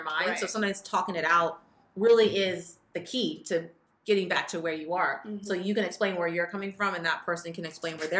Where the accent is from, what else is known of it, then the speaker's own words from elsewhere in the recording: Fresno, California, United States; we're both from Fresno and we went to high school together